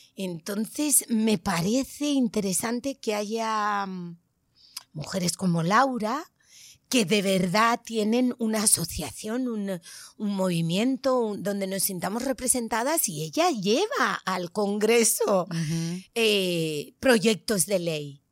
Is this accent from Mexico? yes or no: no; Tenerife, Canary Islands, Spain; now in Madrid, Spain; en mi tierra, en Tenerife